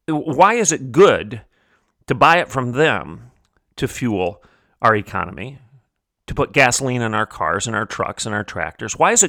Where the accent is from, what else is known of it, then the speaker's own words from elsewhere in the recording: Bartlesville, Oklahoma, United States; I come from Bartlesville, Oklahoma.